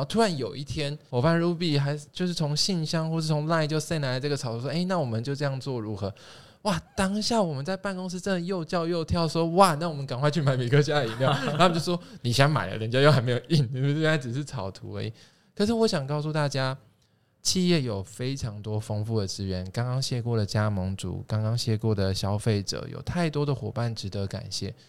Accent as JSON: {"language": "Chinese", "region": "Tainan", "country": "Taiwan", "said": "我们来自台南。对台南人如约你吃饭，基本上就是会约你吃饭"}